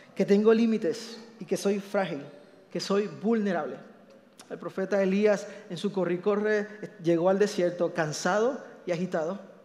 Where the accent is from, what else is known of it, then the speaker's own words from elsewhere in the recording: Puerto Rico; yo soy boricua